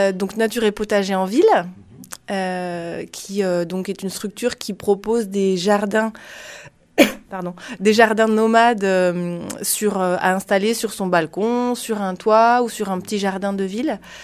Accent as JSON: {"language": "French", "area": "Lot-et-Garonne", "region": "Nouvelle-Aquitaine", "country": "France", "said": "je viens de Lot-et-Garonne"}